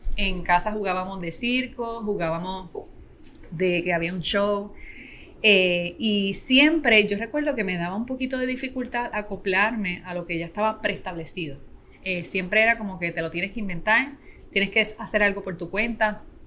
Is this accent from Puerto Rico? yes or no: yes; Adjuntas, Puerto Rico; yo soy natural de Adjuntas, que es un pueblo aquí en Puerto Rico